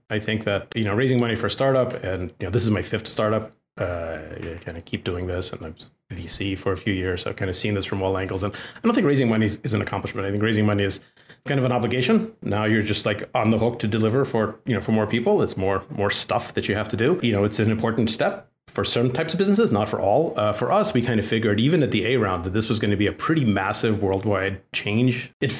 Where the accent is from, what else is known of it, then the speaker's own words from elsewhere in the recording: Russia; English is a second language; as a little kid growing up in the Soviet Union, 80% of the people I knew were named either Alex or Natasha.